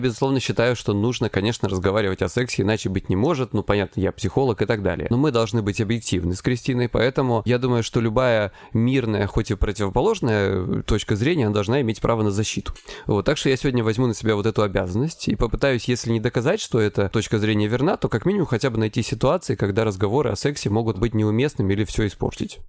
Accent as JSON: {"language": "Russian", "region": "Krasnodar Krai", "country": "Russia", "said": "я с Кубани"}